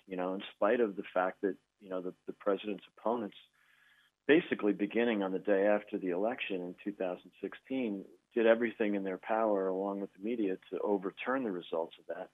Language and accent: English; Chicago, Illinois, United States; I'm from Chicago